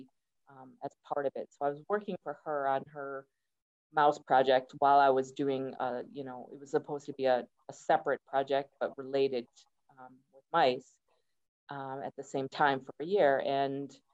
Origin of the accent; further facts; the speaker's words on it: United States; moved away as an adult; now in Kenya; I'm American, and I'm actually dual citizen now. I've been in Kenya for 20 years